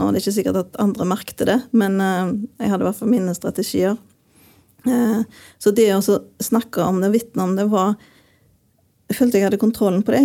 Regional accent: Western Norway, Norway; moved away; jeg er jo fra Vestlandet

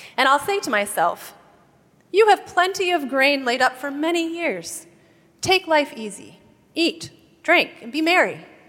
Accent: Wisconsin, United States; Where I grew up in Wisconsin, it was customary in my little school

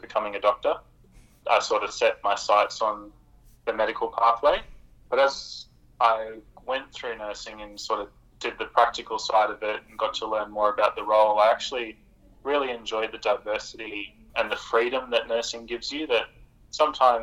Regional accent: Norfolk Island; now in Rockhampton, Australia; I grew up in a very small place called Norfolk Island

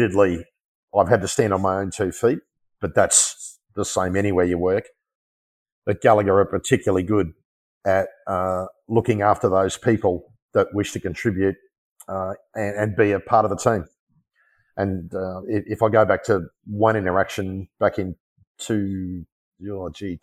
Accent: Australia; my pride in being an Australian

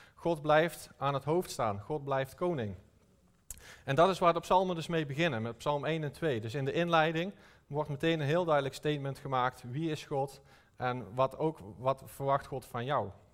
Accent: North Brabant, Netherlands; Ik kom uit Brabant

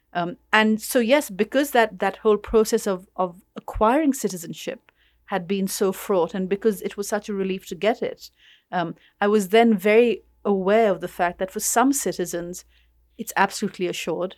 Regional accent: Karachi, Sindh, Pakistan; moved away as an adult; now in London, United Kingdom; I'm from Karachi, it's where I grew up

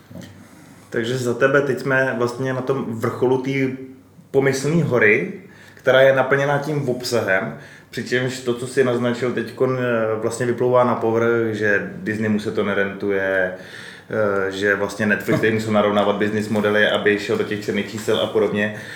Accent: Czechia; u nás v Čechách

